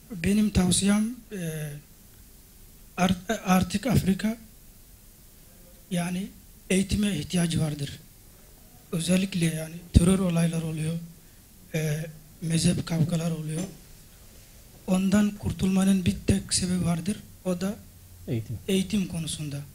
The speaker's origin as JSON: {"language": "Turkish", "country": "Madagascar", "second_language": "Turkish", "moved": "yes", "lives_now": "Turkey"}